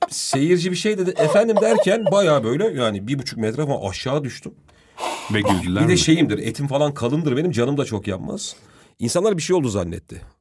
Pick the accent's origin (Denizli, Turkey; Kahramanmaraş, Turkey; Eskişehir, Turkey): Kahramanmaraş, Turkey; E, Maraşlıyız biz.